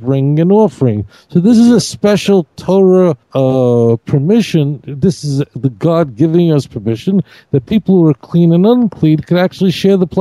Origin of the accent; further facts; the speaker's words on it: New York City, New York, United States; when I grew up in Brooklyn